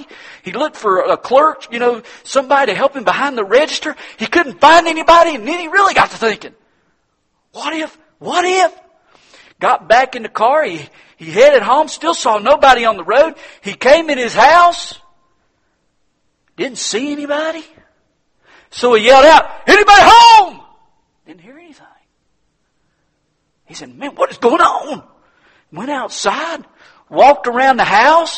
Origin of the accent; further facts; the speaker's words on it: United States; I'm an American